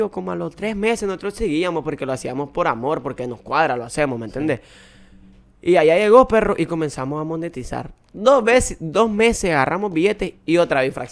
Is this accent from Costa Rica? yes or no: yes; Costa Rica; yo le voy a decir que, que yo soy de Costa Rica, en verdad